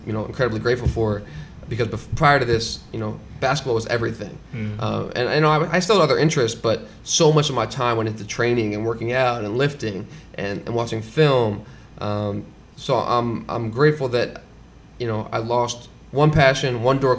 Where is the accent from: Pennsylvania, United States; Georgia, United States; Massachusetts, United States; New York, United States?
Pennsylvania, United States; Philadelphia; I'm from Philly, born and raised, and grew up as a lifelong athlete